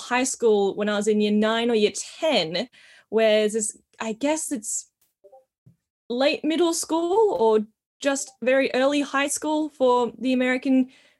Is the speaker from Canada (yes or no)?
no; Australia; So I am Australian. I'm born in Australia. Also have Indigenous heritage in my family, so I am Aboriginal, cool. Very proud Wiradjuri woman.